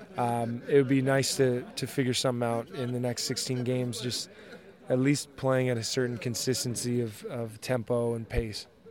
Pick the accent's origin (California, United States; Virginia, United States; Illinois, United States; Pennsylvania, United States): California, United States; El Dorado Hills; moved away; it's my hometown